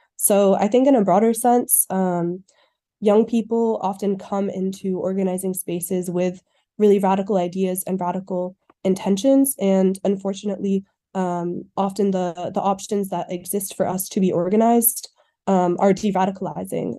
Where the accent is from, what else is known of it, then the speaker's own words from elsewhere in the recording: Cambridge, Massachusetts, United States; moved away as an adult; now in Montreal, Canada; I'm from Cambridge, Massachusetts, and I'm currently living in Montreal, Quebec